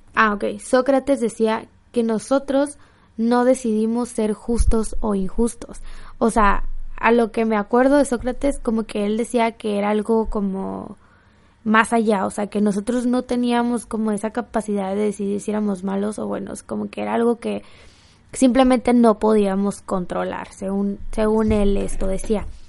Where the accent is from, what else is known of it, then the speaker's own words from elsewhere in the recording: Mexico; soy mexicana, amo México, amo Tijuana